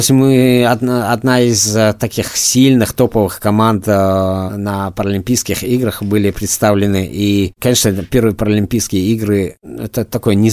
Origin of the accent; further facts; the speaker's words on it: Dagestan, Russia; moved away as an adult; now in Moscow, Russia; Я из Дагестана, но {S1} давно э, учился, уже э, институт заканчивал в Москве, остался, э, также выступал за Москву, остался в Москве бороться